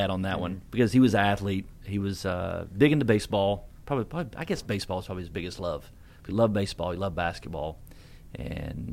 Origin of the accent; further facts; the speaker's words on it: Hays, North Carolina, United States; I grew up in a small town called Hayes, North Carolina, which is outside of North Wilkesboro. So I grew up in Wilkes County